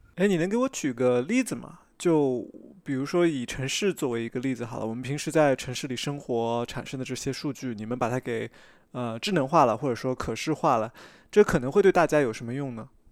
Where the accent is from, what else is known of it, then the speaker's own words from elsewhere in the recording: Shanghai, China; 我小时候在上海